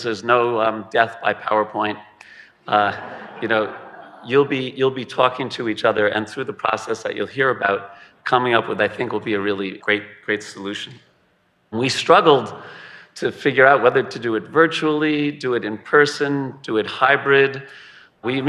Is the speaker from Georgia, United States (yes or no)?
no; South Shore of Long Island, New York, United States; I'm from the South Shore of Long Island